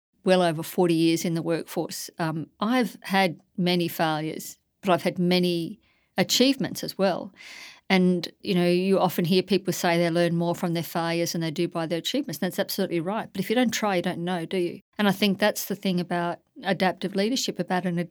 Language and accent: English; Warwick, Queensland, Australia; moved away as an adult; also born or lived in New South Wales / South Australia; I stood for mayor in my local community back in my hometown, having been away for some 40 years